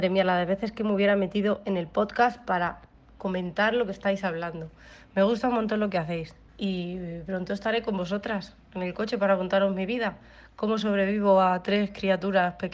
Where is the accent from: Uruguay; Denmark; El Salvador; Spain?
El Salvador; moved away; la agenda del 2015 cuando vine de El Salvador